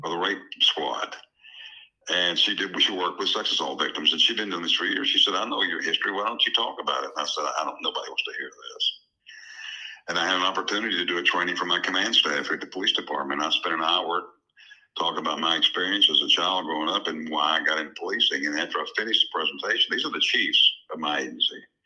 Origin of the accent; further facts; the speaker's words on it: Texas, United States; moved away; also born or lived in Tennessee; I grew up in, in Texas. I'm a Tennessean, but I grew up in Texas